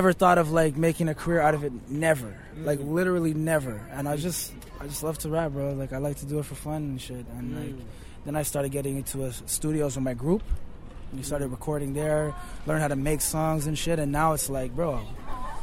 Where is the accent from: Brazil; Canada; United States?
Canada; Montreal, Quebec; Things about Montreal. Just the culture, bro. Like, I grew up there.